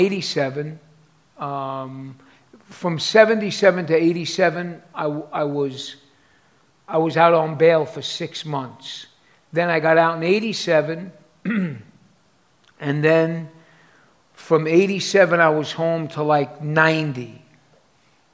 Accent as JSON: {"language": "English", "town": "New York City", "region": "New York", "country": "United States", "tie": "born or raised there", "also_born_or_lived": "East Harlem / City Island / Staten Island / Manhattan", "said": "I am from New York City, obviously. I was born on 116th Street in Pleasant Avenue."}